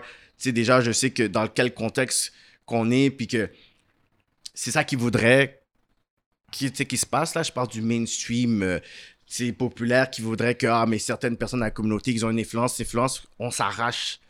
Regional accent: Montreal, Quebec, Canada; also born or lived in Laval; je suis né à Saint-Michel. Ensuite, on a déménagé à Laval. Puis ensuite, euh, j'ai fait le reste de ma vie jusqu'à aujourd'hui de West Island

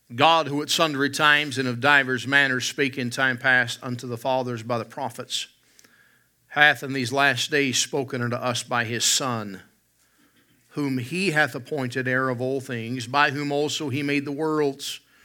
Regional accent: West Virginia, United States; now in Alberta, Canada; I grew up in West Virginia, and we have wild turkeys

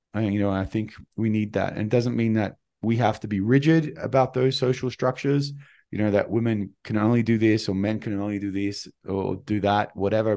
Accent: Australia; moved away; I'm an Australian

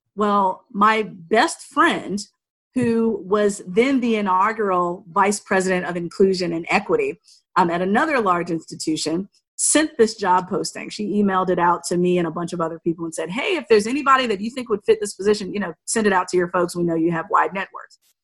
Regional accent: Altavista, Virginia, United States; moved away as an adult; also born or lived in Shenandoah Valley, Virginia; I was born and raised in Southern Virginia, right outside of Lynchburg, Virginia, in this small town called Alta Vista

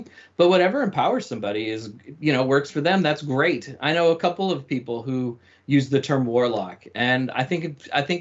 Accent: Nashville, Tennessee, United States; now in San Francisco Bay Area, United States; I grew up in the American South and outside of Nashville, Tennessee

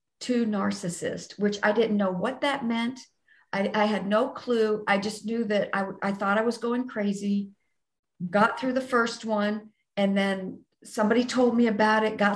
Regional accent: Texas, United States; I'm from Texas

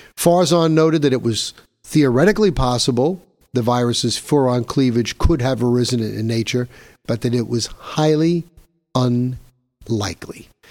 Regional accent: New York, United States; Here in my home state of New York, my home city of New York

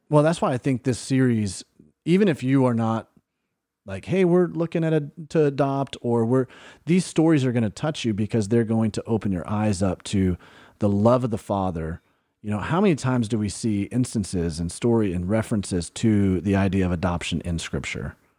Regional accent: Alabama, United States; moved away; we grew up in Alabama

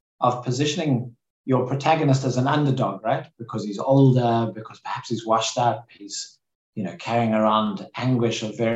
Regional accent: South Africa; moved away as an adult; also born or lived in United States; I grew up in South Africa. I spent most of my 20s and 30s in the US

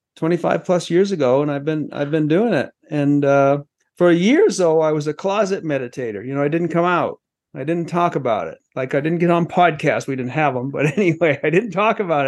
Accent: Maine, United States; also born or lived in Los Angeles; now in Colorado, United States; I grew up in Maine

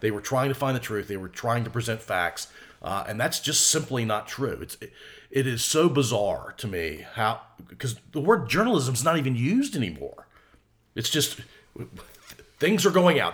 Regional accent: United States; I can't get anywhere else as an American citizen.

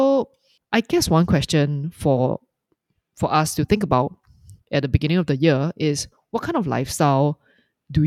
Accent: Singapore; I'm just speaking as a Singaporean, as a consumer

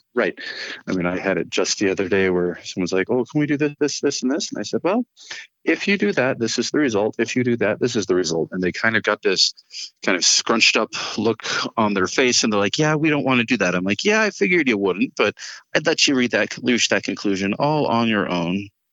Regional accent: Fort Collins, Colorado, United States; also born or lived in Portland, Oregon; So I was born in Portland, Oregon, and you know they moved here right before I turned six. So I grew up in Fort Collins

